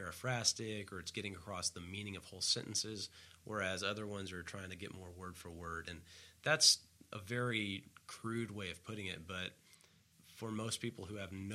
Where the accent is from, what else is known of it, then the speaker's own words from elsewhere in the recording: the Bible Belt, United States; growing up in the Bible Belt